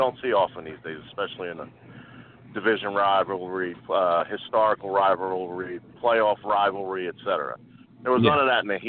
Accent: Philadelphia, Pennsylvania, United States; as a Philadelphian in Delaware County, Delco, hashtag Delco member, proud member

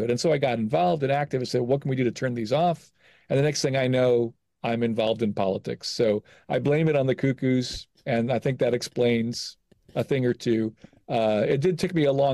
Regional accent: Gary, Indiana, United States; now in Bloomington, United States; I was born in Gary, but since 1986, I've lived in Bloomington

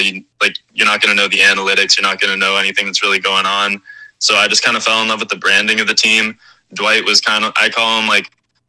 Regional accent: Canada; I'm really from Canada. I'm definitely Canadian.

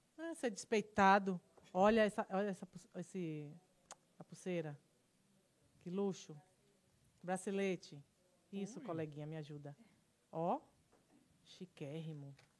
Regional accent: Salvador, Bahia, Brazil; Eu sou da Liberdade, linha 8

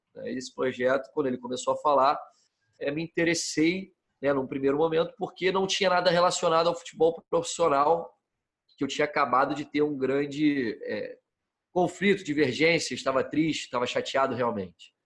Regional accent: Rio de Janeiro, Brazil; moved away as an adult; also born or lived in San Diego, California; como todo menino, como todo jovem que nasce no Brasil e é criado aqui, é, nasci no Rio de Janeiro

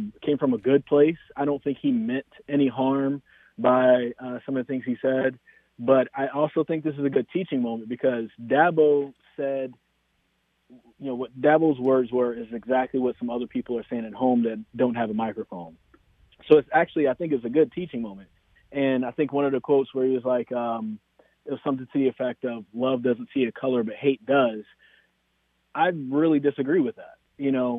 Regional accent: Greensboro, North Carolina, United States; also born or lived in Winston-Salem, North Carolina; now in Raleigh, United States; growing up in Greensboro

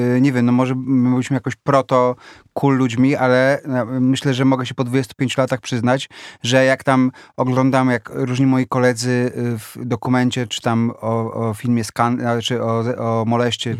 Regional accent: Warsaw, Masovian Voivodeship, Poland; ja się wychowałem w bloku na ulicy Herbsta 4

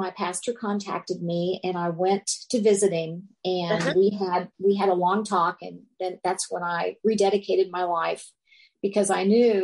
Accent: Cincinnati, Ohio, United States; moved away as an adult; also born or lived in Tucson, Arizona; I was from Cincinnati, and I would go far away to the University of Arizona in Tucson

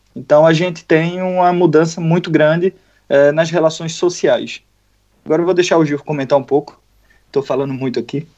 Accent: Pernambuco, Brazil; eu sou de Pernambuco

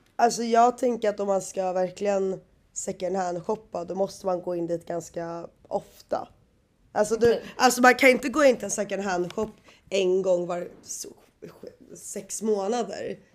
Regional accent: Sweden; moved away as an adult; now in Australia; jag har ju inte varit hemma i Sverige nu på, vad är det, ja två år

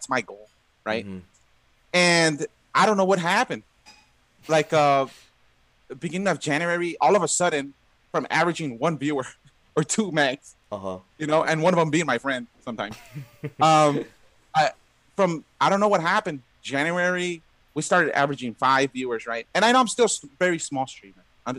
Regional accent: Los Angeles, California, United States; Yeah, LA. Okay. Yeah, been here my whole life. Oh, okay. Awesome. Born and raised.

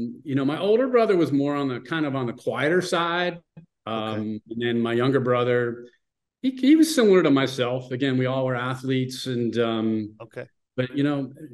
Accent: Monroeville, Pennsylvania, United States; born and raised in Monroeville, Pennsylvania.

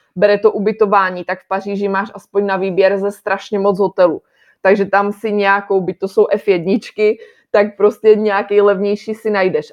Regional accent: Czechia; moved away as an adult; now in Nantes, France; než my, než jako Češi

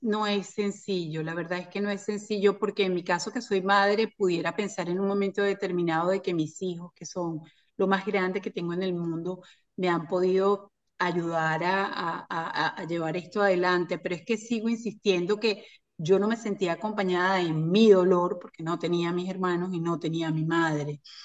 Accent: Caracas, Capital District, Venezuela; moved away as an adult; now in Miami, United States; soy de, Venezuela, de Caracas. Nací en las montañas, me crié en las montañas, en el Junquito

